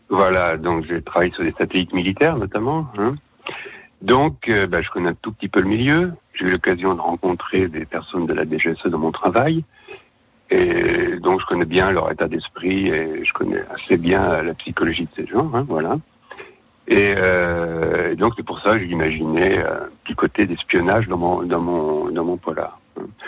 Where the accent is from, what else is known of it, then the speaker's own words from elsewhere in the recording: Savoy, Auvergne-Rhône-Alpes, France; moved away; je suis savoyard, donc euh, une, grande partie de mon cœur est restée en Savoie